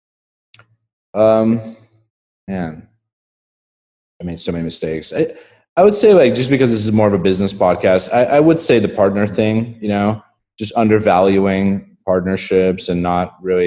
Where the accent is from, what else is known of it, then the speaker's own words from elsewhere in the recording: Estonia; moved away; I grew up in a country called Estonia